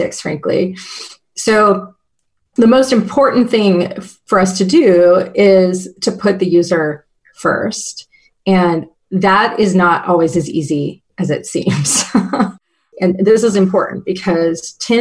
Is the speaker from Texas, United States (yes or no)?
no; Lafayette, Louisiana, United States; moved away as an adult; also born or lived in Nashville, Tennessee; now in Seattle, United States; So I moved to Louisiana in second grade and was there until I left for college in 18. But I was actually born in Nashville.